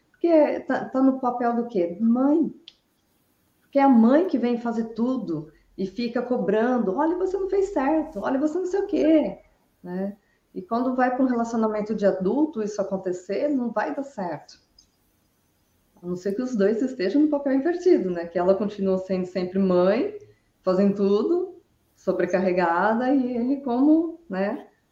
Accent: Araraquara, São Paulo, Brazil; now in Brusque, Brazil; Sou natural de Araraquara, mas resido aqui em Brusque

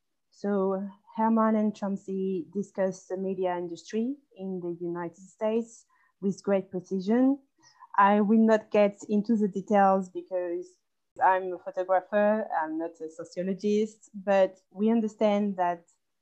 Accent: Vietnam; born there; Well, actually, I was born in Vietnam.

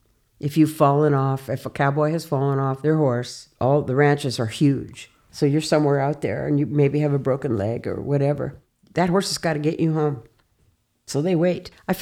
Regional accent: Sheridan, Wyoming, United States; also born or lived in Colorado; That was when I was in third grade. We moved to Sheridan from Colorado, from the prairies, way out in the prairies.

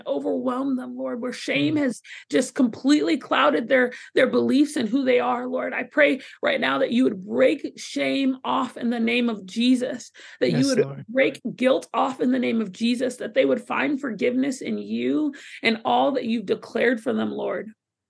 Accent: Southern United States, United States; See, but you have to try it first because I'm from the South.

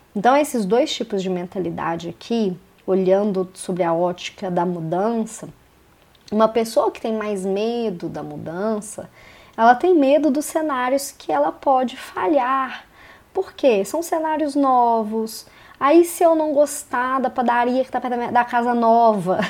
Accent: Belo Horizonte, Minas Gerais, Brazil; moved away as an adult; now in Curitiba, Brazil; Eu sou de Belo Horizonte, em Minas Gerais, mas em 2017 eu me mudei para Curitiba

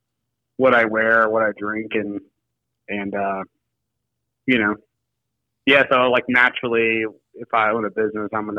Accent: Nashville, Tennessee, United States; moved away as an adult; also born or lived in Grand Rapids, Michigan; now in Springfield, United States; I grew up in Nashville, Tennessee, and, you know, went to college there

